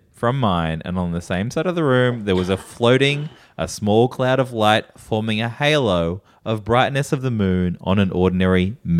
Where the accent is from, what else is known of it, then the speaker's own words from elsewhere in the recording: Alabama, United States; now in Cummington, United States; I grew up in Alabama, and I moved to Cummington, Massachusetts as soon as I heard of such a silly name place.